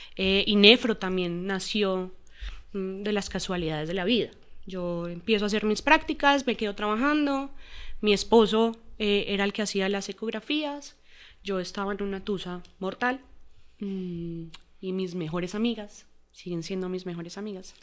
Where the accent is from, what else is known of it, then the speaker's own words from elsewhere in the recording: Armenia, Quindío, Colombia; moved away as an adult; now in Bogotá, Colombia; Nosotros, o mi mamá, mi papá y yo soy de Armenia. No, no vivíamos, em, no, no éramos de Bogotá. Pues nosotros nos vinimos a, vivir acá cuando empezamos la universidad.